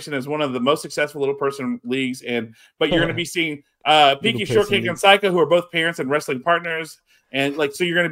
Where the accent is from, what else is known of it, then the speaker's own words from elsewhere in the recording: Lafayette, United States; moved away; my hometown of Lafayette, which has maybe 200,000 people